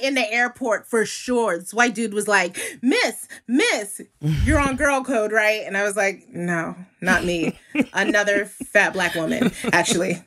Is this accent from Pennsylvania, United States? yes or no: no; New York City, New York, United States; moved away as an adult; also born or lived in Brooklyn, New York / Bedford-Stuyvesant, Brooklyn; now in Los Angeles, United States; I was born in Brooklyn and raised in Harlem.